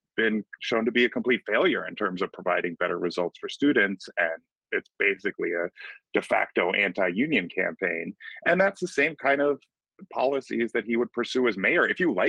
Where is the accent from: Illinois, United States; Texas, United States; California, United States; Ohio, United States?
Illinois, United States; Chicago; my hometown of Beverly, where there were glacial ridges.